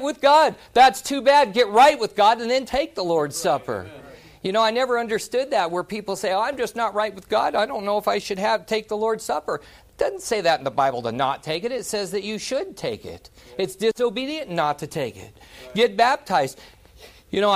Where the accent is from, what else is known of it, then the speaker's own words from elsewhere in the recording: Silver Dollar City, Missouri, United States; I grew up in Silver Dollar City. Dad was ran a shake mill in there